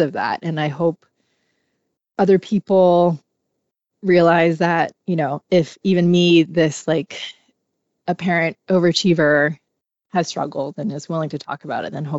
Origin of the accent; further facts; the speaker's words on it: Hong Kong; I grew up in Hong Kong where mental health wasn't really talked about